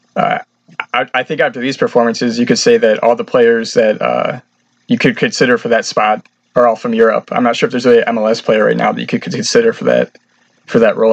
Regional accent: Detroit, Michigan, United States; I'm actually from Detroit, so I support Detroit City FC

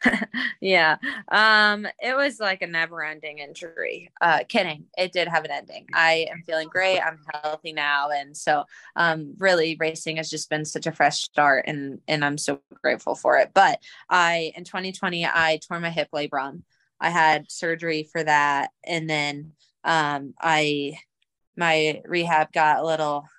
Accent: Colorado, United States; moved away as an adult; also born or lived in Stanford, California / Washington, District of Columbia, United States; now in Louisville, United States; I was born and raised in Colorado. I grew up playing for the Colorado Rush.

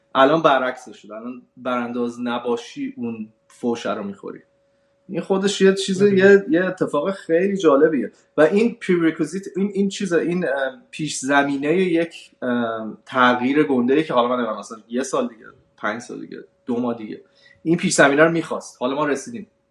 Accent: Iran; moved away; ما هم که اومدیم از ایران بیرون

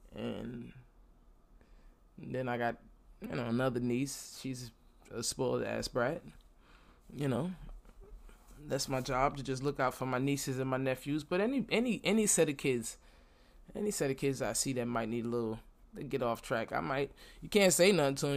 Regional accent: New York City, New York, United States; now in Florida, United States; I'm from Brooklyn and I live in Florida right now

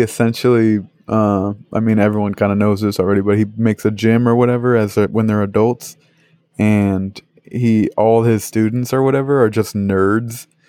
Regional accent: Northeast, United States; moved away; I'm from the Northeast

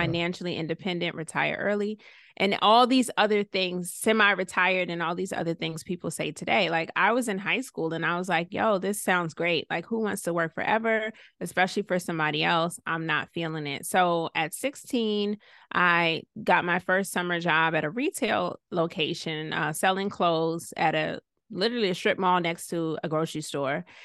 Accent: Clarkston, Georgia, United States; also born or lived in Savannah, Georgia; I was born in Savannah, raised in Clarkston, Stone Mountain area, and mostly lived with my mom

